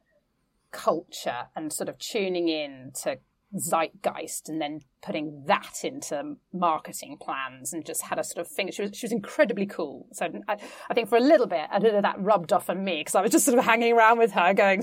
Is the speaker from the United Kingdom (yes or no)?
yes; London, United Kingdom; I grew up in East London, and we were part of a very tight community